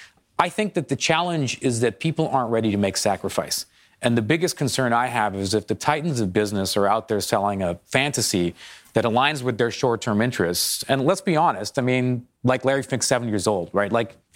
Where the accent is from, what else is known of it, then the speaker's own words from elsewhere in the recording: Toronto, Ontario, Canada; Because I'm from Toronto, I'll give a kick the Canadians an example here.